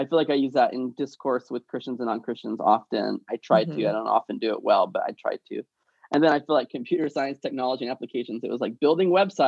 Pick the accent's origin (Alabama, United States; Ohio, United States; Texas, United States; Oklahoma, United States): Alabama, United States; now in Washington, United States; Because Alabama was like college town, rural, sports driven, less social justice driven, less academically rigorous. And then DC is like the opposite, right?